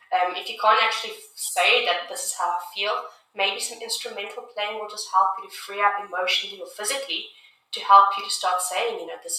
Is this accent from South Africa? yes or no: yes; South Africa; also born or lived in United Kingdom; now in Canada; I grew up in South Africa